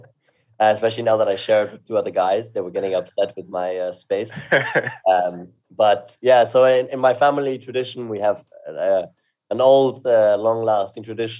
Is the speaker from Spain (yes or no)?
no; Salzburg, Austria; also born or lived in London; now in Vienna, Austria; I live in Vienna. I grew up in Salzburg and lived in London for 4 years, actually, when I graduated high school